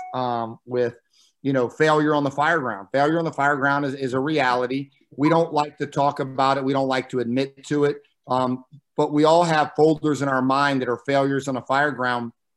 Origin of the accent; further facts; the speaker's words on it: Midway, Florida, United States; growing up in Midway, uh, my dad joined um, when he was stationed at Hurlburt Air Force Base